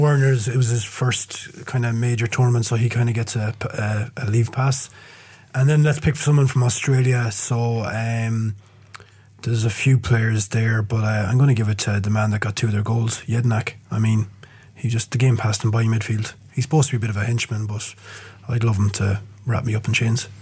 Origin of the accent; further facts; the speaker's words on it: Ireland; as an Irishman